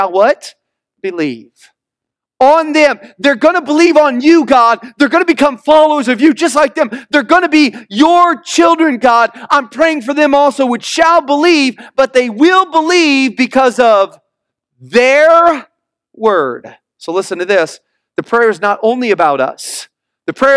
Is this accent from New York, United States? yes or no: no; Missouri, United States; moved away; I'm from the Midwest. And I went back to Missouri where I grew up.